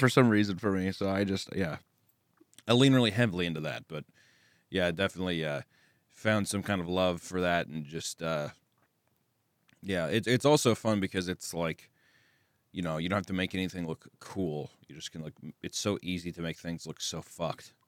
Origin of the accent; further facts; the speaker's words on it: Kearney, Missouri, United States; accent: Southern; I'm from Kearney, Missouri, which is, like, a little outside of Kansas City